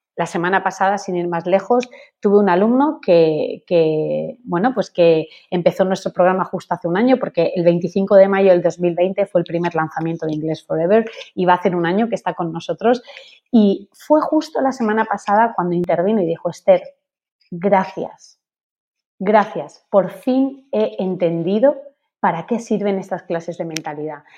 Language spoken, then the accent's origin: Spanish; Spain; yo soy española. Mis padres son españoles.